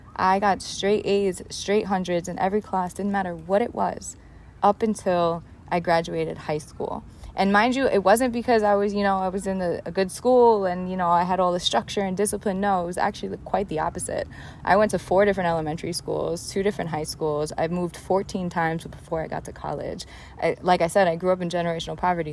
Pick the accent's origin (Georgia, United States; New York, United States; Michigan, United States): New York, United States; New York City; I grew up in the South Bronx in the projects of the South Bronx to a single mom Puerto Rican family